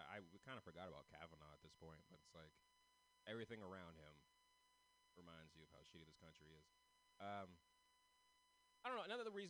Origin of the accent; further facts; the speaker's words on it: San Francisco, California, United States; I'm from San Francisco. I'm one of the only ones from San Francisco in this festival tonight.